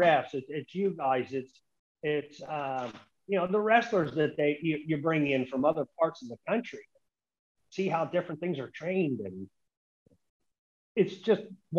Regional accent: Santa Cruz, California, United States; we did a big show in Santa Cruz, my hometown.

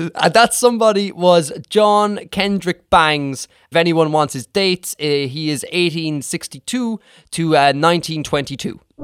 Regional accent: Ireland; I'm from Ireland here

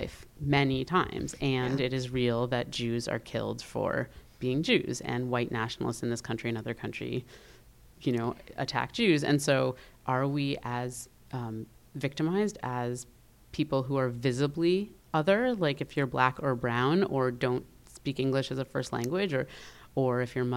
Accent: New Haven, Connecticut, United States; growing up in New Haven in like a city that is predominantly people of color

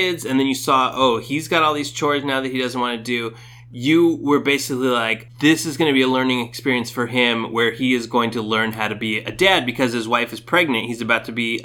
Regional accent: Orange County, California, United States; I'm from Orange County

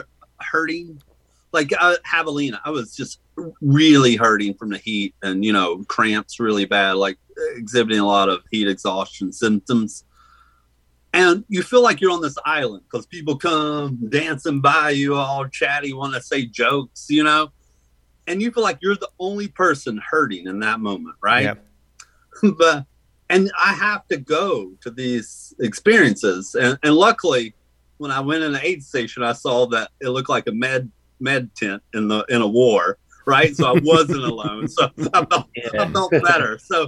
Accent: the South, United States; No, I grew up in the South, man.

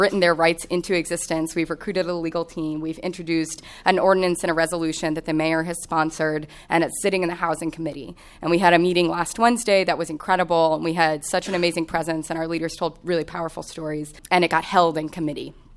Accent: Kansas City, Kansas, United States; moved away as an adult; also born or lived in Chicago; I grew up in Kansas City on the Kansas side of the state line.

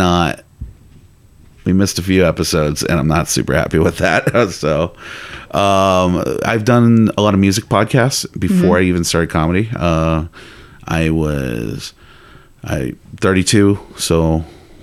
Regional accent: Chicago, Illinois, United States; moved away; I'm originally from Chicago

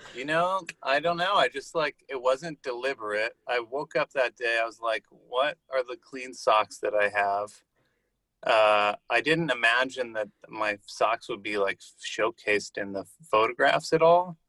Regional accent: Santa Monica, California, United States; I grew up in Santa Monica, California.

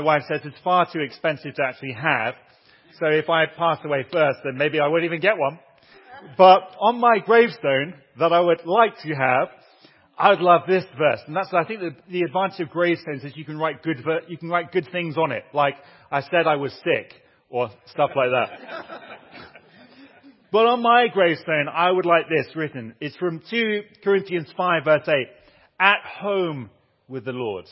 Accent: Southampton, South East England, United Kingdom; also born or lived in Turkey; now in Durham, United Kingdom; I was born in Southampton.

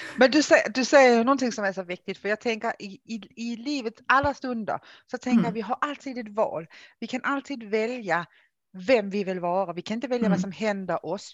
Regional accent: Denmark; Swedish is a second language; now in Sweden; Jag är ju dansk. Det känns som jag alltid behöver liksom säga det här i Sverige. Jag är dansk från början, som ni tycker jag har en konstig dialekt så det är därför. Ehm, har ju då bott i Sverige i många år

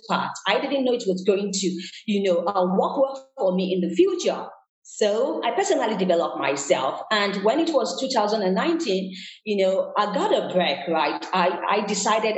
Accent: Nigeria; moved away as an adult; also born or lived in Canada / New York / Lagos; I was born in Nigeria, West Africa

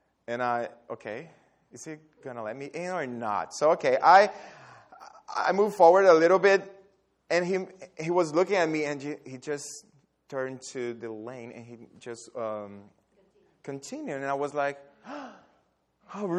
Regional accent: Brazil; moved away; also born or lived in Dallas, Texas; I'm from Brazil, and I lived in Dallas

